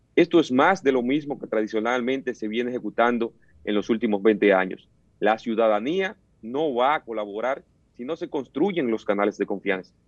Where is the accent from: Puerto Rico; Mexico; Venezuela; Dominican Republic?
Dominican Republic; como joven dominicano, como político